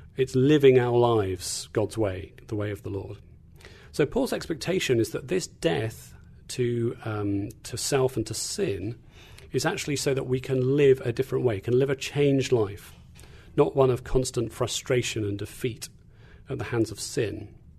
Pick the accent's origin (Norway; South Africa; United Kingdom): United Kingdom; England; moved away as an adult; also born or lived in Tanzania / Kentucky; now in Indiana, United States; I'm from England, not Australia, as sometimes people like to think. Uh, so grew up in, uh, in England